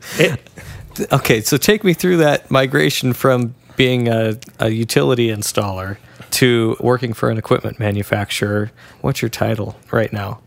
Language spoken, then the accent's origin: English; Washington, United States; Now, I'm from Washington